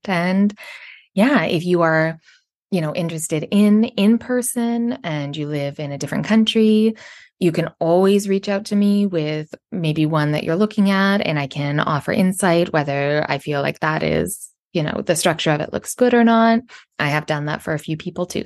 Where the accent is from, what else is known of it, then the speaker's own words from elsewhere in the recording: Canada; I'm from Canada